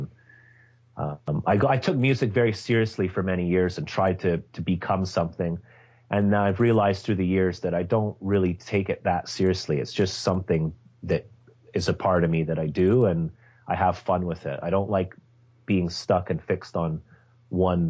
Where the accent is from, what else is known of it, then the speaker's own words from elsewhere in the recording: Scotland, United Kingdom; I was born in Scotland in 1974